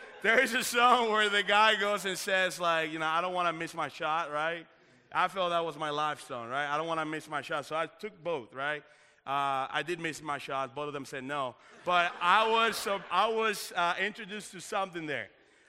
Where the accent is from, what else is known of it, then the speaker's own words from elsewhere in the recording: Dominican Republic; now in United States; If you didn't know this, I am originally from the Dominican Republic.